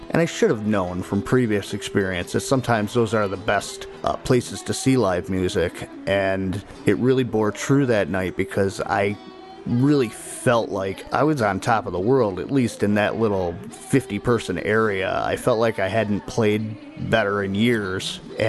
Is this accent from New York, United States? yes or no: yes; Niagara Falls, New York, United States; I'm from Niagara Falls, New York.